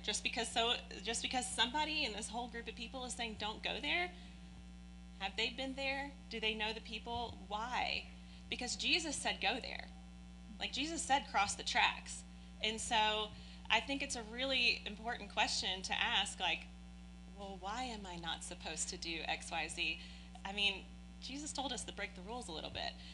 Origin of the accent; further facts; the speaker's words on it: Oldham County, Kentucky, United States; also born or lived in Prospect, Kentucky / Shelby Park, Louisville; now in Louisville, United States; spent my entire childhood out in Oldham County um, which we all know is a very wealthy land. Um, and so I was raised there.